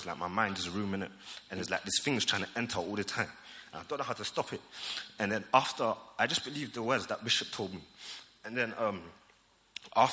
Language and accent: English; Germany; moved away; I grew up in Germany